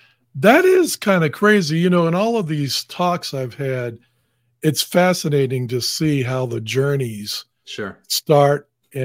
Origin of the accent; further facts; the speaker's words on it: Boston, Massachusetts, United States; moved away; I'm originally from Boston.